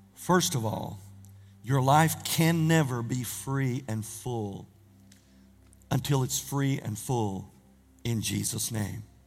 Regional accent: Norris, United States; growing up in Norris, and I had three brothers

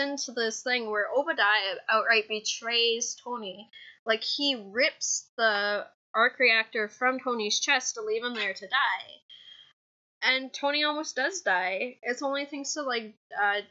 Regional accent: Canada

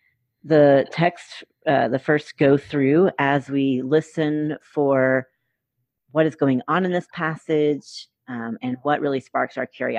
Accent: North Carolina, United States; moved away as an adult; also born or lived in Boston / Washington, D.C. / West Virginia; I serve in my job as executive director at More Light Presbyterians and live in North Carolina. I'm back in my home state after 15 years of being away

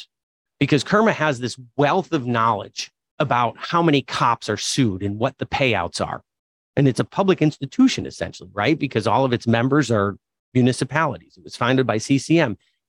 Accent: Watertown, United States; I grew up in Watertown, Paul.

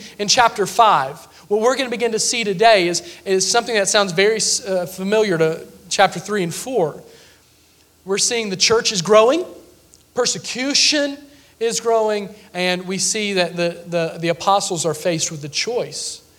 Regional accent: Sevierville, Tennessee, United States; now in Mount Olive, United States

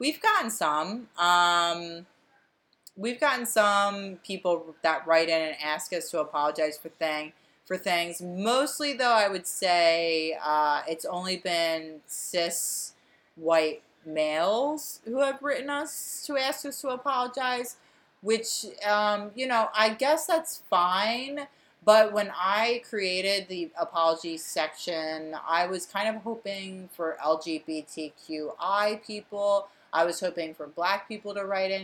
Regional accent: Delaware County, Pennsylvania, United States; moved away; also born or lived in Fishtown, Philadelphia; we're two hosts from Delco

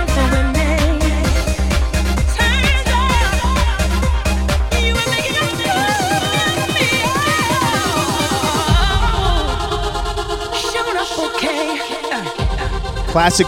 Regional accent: New Jersey, United States; I'm from Jersey

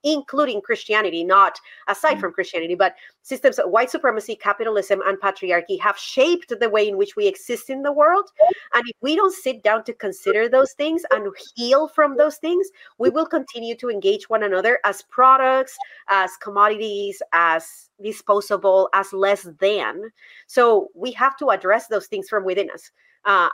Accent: Colombia; English is a second language; now in United States; I learned English in Colombia. I didn't learn English in the United States. I learned English in Colombia.

